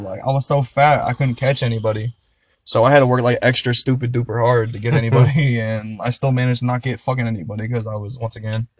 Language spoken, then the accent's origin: English; Columbus, Ohio, United States; By the way, we're from Ohio.